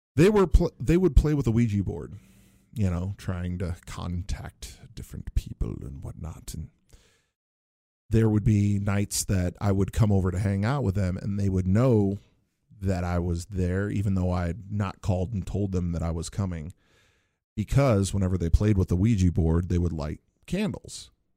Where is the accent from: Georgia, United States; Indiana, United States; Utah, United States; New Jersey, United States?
Indiana, United States; Northwest; I grew up in Northwest Indiana, not, not too, too far from Chicago